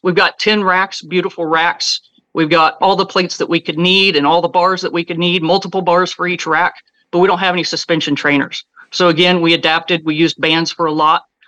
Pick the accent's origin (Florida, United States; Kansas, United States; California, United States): Kansas, United States; moved away as an adult; moved back to Kansas, my hometown